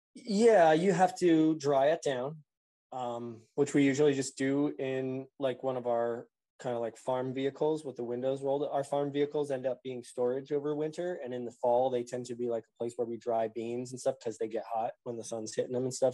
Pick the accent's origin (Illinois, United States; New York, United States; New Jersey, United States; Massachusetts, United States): New Jersey, United States; also born or lived in West Virginia; now in Maine, United States; I'm from New Jersey.